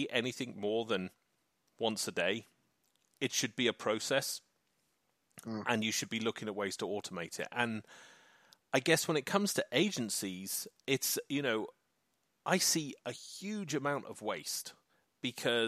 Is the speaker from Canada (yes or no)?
no; England, United Kingdom; So I'm an Englishman. I am from the UK, which is the United Kingdom, but I'm an Englishman